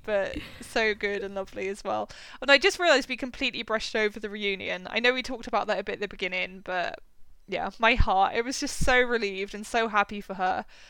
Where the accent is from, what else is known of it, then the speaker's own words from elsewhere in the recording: West Country, South West England, United Kingdom; I'm from the West Country in the UK